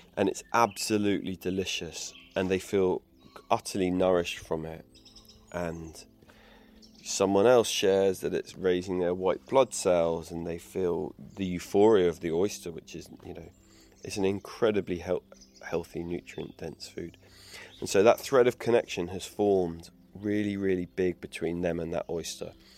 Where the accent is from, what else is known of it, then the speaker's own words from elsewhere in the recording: England, United Kingdom; I grew up in England